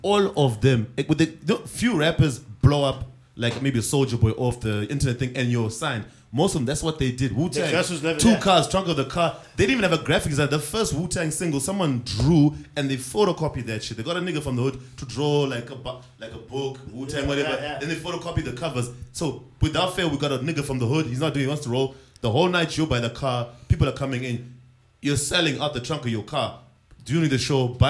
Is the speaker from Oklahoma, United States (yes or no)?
no; New York, United States; I'm from New York.